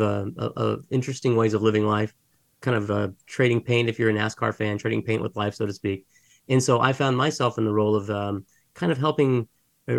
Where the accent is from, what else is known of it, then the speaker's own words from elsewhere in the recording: Mesa, Arizona, United States; So I was actually born and raised in Mesa, Arizona, which is just down the street from where I'm at right now